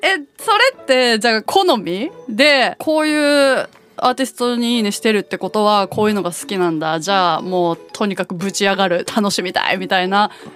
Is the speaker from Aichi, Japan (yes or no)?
yes; Nagoya, Aichi, Japan; 地元の名古屋グランパス